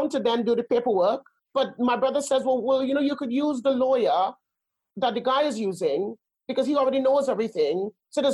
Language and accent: English; Trinidad & Tobago; also born or lived in Spain / Germany / Netherlands; now in United Kingdom; I grew up in Trinidad